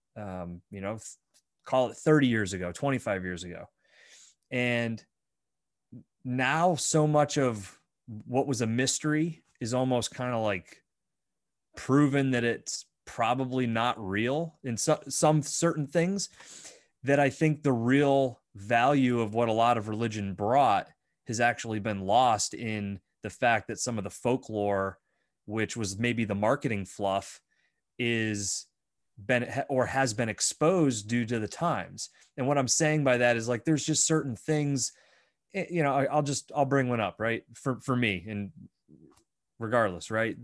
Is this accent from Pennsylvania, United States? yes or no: yes; Bradford, Pennsylvania, United States; I grew up in Bradford. It's a very Roman Catholic town